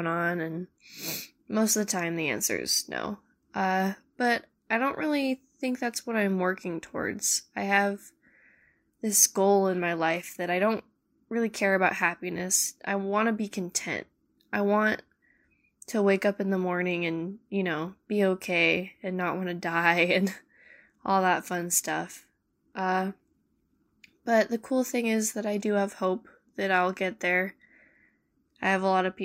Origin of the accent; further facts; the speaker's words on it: California, United States; I'm from California